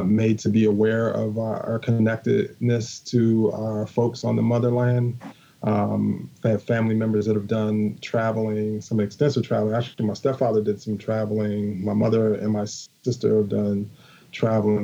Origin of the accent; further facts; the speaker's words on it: United States; growing up in America